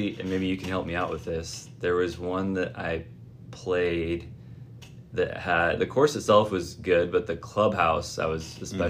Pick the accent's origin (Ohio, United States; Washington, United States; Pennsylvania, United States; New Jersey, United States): Washington, United States; Ilwaco; also born or lived in Seattle / Bainbridge Island; now in Tacoma, United States; So I was born in Seattle. I spent a couple of years on Bainbridge Island before moving down to Ilwaco, which is down on the southwest corner of the state next to Astoria.